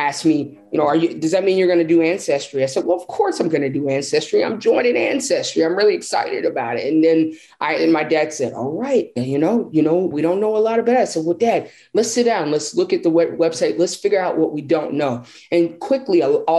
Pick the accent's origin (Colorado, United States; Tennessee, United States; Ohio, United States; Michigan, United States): Tennessee, United States; Nashville; I'm a sixth generation Nashvillean